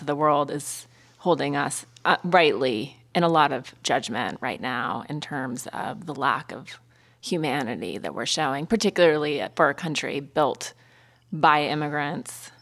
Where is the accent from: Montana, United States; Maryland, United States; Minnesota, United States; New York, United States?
Montana, United States; also born or lived in East Coast; now in Los Angeles, United States; I love my Montana childhood and living in L A now